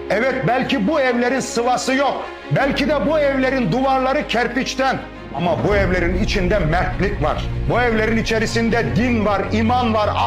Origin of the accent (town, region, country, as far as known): Turkey